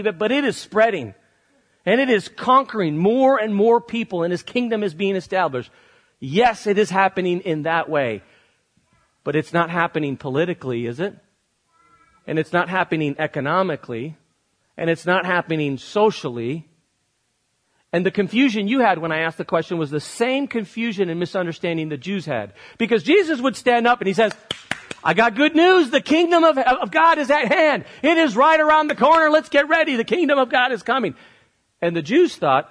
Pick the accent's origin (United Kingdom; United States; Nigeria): United States; I love being an American, and I love living here